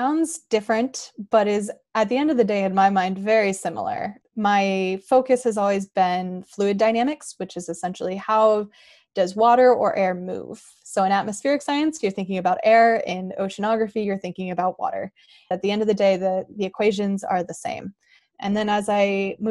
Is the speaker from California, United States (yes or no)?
yes; Northern California, United States; I grew up in Northern California, actually pretty far from the ocean, up in the mountains